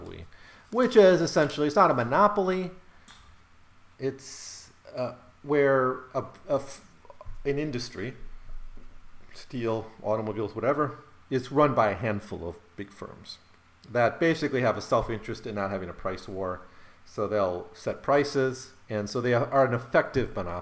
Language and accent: English; Rothschild, Wisconsin, United States; where I grew up, Rothschild, Wisconsin